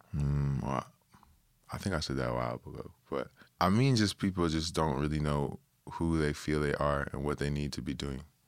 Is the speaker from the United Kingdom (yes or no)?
no; Toronto, Ontario, Canada; a Toronto, you know, kid that was born and raised in Toronto